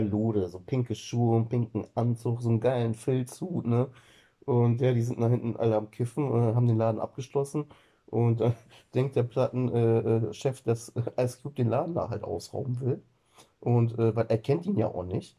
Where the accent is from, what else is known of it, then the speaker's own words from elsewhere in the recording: Germany; bei uns in Deutschland